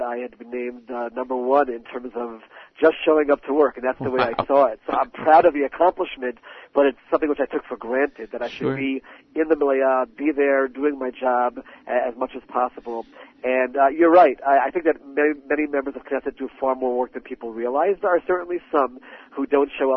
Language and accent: English; Maryland, United States; now in Israel; I grew up in Maryland as a Baltimore Orioles fan